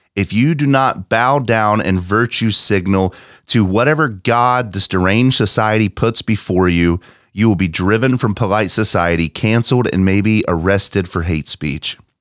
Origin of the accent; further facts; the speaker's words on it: United States; our American forefathers